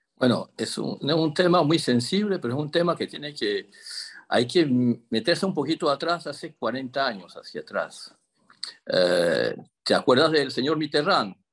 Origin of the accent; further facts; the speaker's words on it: Chame, Panamá Oeste, Panama; moved away as an adult; also born or lived in Paris suburbs, France; now in Gretz-Armainvilliers, France; nativo de Chame, soy un chamero